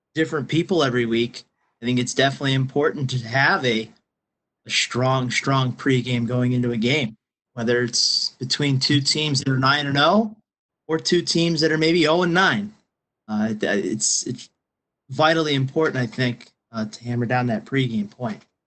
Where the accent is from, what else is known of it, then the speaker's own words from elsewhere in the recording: Pennsylvania, United States; I'm from Pennsylvania